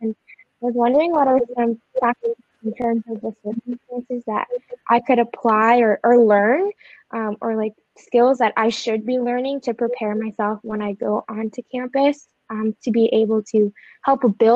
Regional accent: Canada; I'm from Canada, and I go to the school called Waterloo

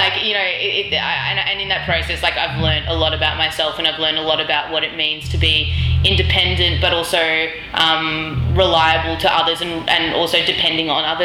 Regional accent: Australia

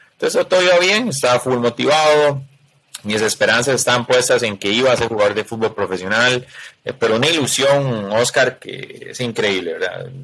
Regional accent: Costa Rica; soy costarricense

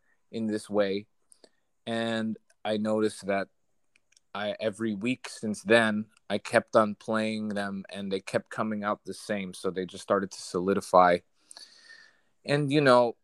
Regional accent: New Jersey, United States; moved away; I'm from New Jersey originally

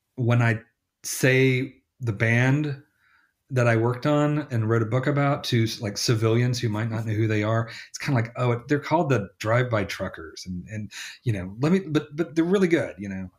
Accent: Selmer, Tennessee, United States; moved away; also born or lived in Memphis; my hometown

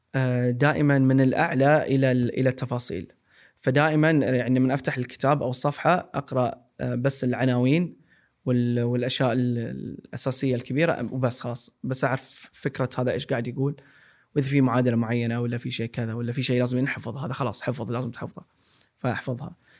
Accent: Saudi Arabia; كسعوديين وكناس المنطقه

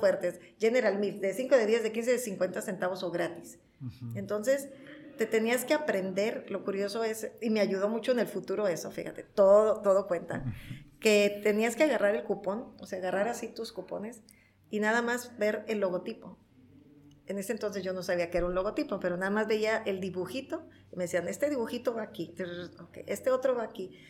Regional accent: Tijuana, Baja California, Mexico; Nacida en Tijuana, creada en Tijuana toda mi vida en Tijuana

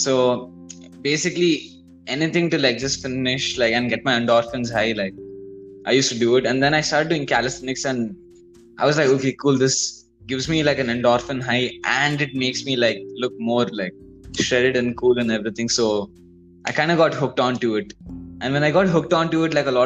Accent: Bangalore, Karnataka, India; All of us are from Bangalore.

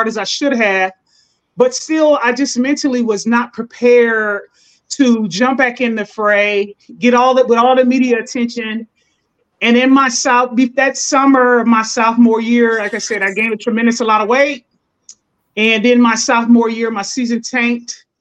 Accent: Fort Wayne, Indiana, United States; I'm from Fort Wayne, Indiana.

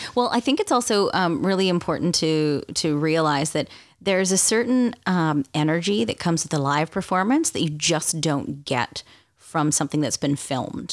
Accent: Canada; being Canadian, it's not like I'm, you know, well versed in American history

